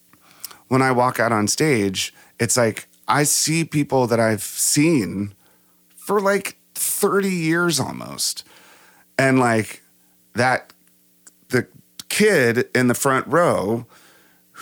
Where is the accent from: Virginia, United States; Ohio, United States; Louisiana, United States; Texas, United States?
Virginia, United States; growing up in Virginia